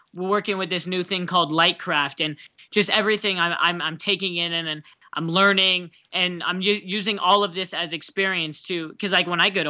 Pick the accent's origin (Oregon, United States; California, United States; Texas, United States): California, United States; San Diego; now in Los Angeles, United States; I grew up in San Diego area.